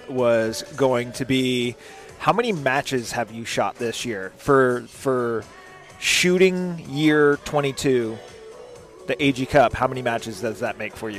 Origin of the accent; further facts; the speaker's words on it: Arizona, United States; I'm from Arizona.